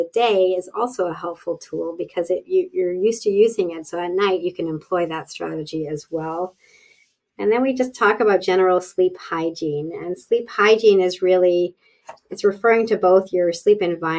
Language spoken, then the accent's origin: English; Canada; I am Canadian